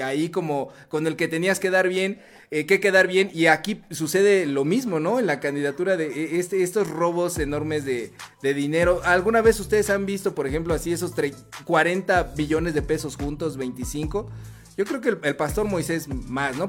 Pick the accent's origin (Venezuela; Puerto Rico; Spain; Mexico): Mexico; Chimalhuacán, State of Mexico; de donde soy oriundo, ¿verdad? Este, soy de, la hermana República de Chimalhuacán